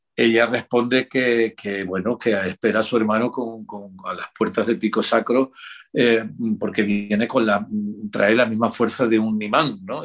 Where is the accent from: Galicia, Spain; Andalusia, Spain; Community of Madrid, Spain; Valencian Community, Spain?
Andalusia, Spain; yo soy andaluz